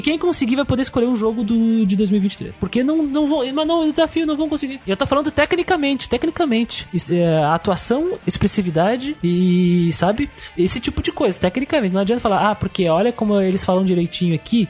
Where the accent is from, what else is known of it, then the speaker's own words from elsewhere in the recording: Brazil; first language Portuguese; O Brasil, cara, a gente também não fala muito cotidianamente inglês